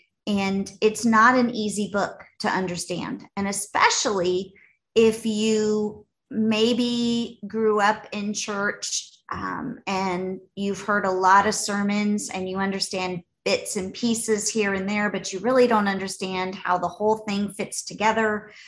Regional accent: Los Angeles, California, United States; I don't think I've ever seen an oxen growing up in Los Angeles, Andy.

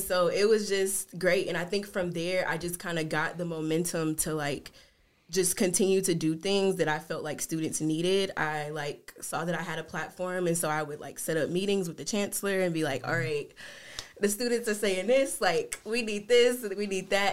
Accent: Jackson, Tennessee, United States; moved away as an adult; also born or lived in South Carolina / Memphis, Tennessee; now in Sioux Falls, United States; we moved to Jackson, Tennessee, which is where my mom was born and raised and where all of my family is from her side

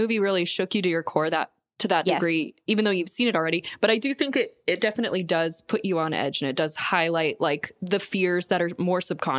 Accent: Florida, United States; I'm from Florida.

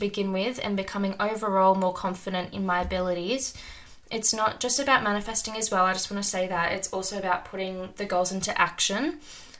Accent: Sydney, New South Wales, Australia; moved away; also born or lived in small country town; I'm currently living in a small country town, but I'm originally from Sydney, Australia.

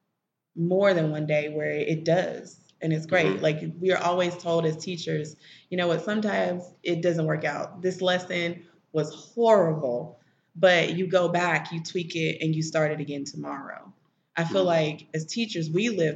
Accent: Memphis, Tennessee, United States; moved away as an adult; also born or lived in Nashville, United States; now in Chattanooga, United States; Some of my family's from Chicago. I'm originally from Memphis

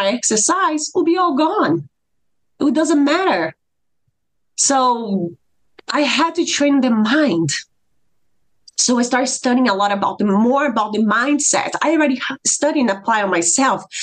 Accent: Brazil; moved away as an adult; now in United States; I am from Brazil

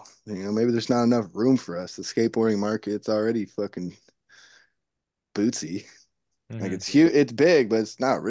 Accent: Livermore, California, United States; he's from my hometown, Livermore.

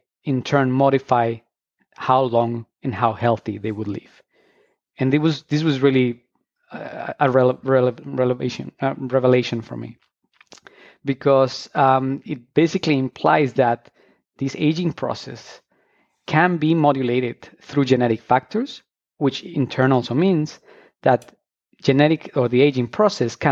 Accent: Colombia; moved away as an adult; I'm actually originally from Colombia, and I studied biology back there

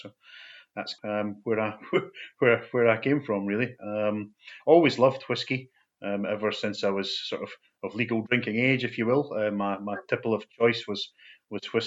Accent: Falkirk, Scotland, United Kingdom; I was born and brought up in Falkirk in central Scotland

